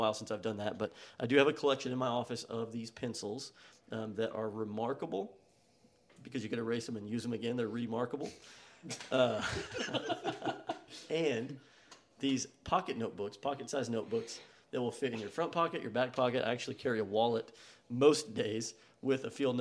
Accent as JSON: {"language": "English", "region": "West Texas", "country": "United States", "said": "We are four guys from West Texas"}